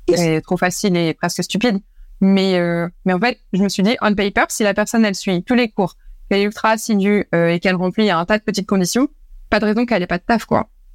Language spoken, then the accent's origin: French; Normandy, France; moved away as an adult; also born or lived in Paris; je suis normande de base